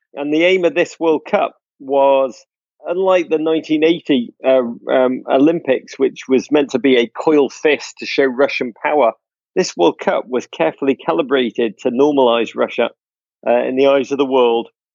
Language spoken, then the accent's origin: English; England, United Kingdom; now in United States; I'm American now, let's be honest, but, like, the last vestiges of my Englishness still cling on to me